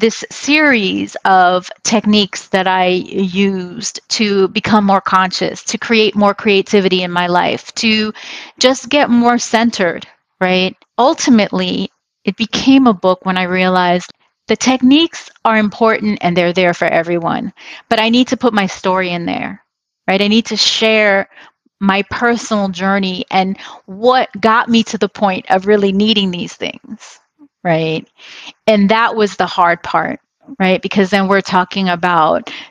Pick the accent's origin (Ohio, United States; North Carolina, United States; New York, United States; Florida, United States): New York, United States; New York City; moved away as an adult; now in Los Angeles, United States; I grew up, I was born in New York City, but I honestly feel like LA has been the place that I really grew up. I came here as a young adult